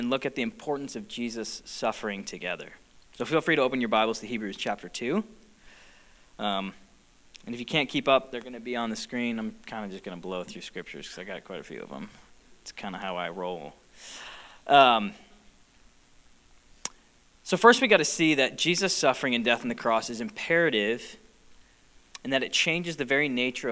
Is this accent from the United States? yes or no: yes; United States; also born or lived in Michigan; we as an American culture, people group, American church